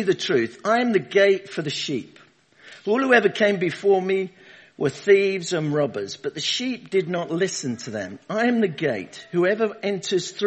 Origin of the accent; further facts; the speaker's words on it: London, United Kingdom; now in Rugby, United Kingdom; Originally, I'm from London, Hackney. Is where I was born, under the sound of Bow Bells